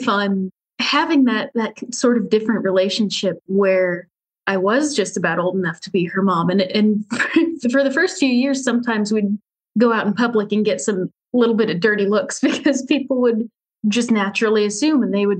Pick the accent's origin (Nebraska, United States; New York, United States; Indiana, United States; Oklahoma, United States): Indiana, United States; Indianapolis; I am here in Indianapolis in Indiana with my husband.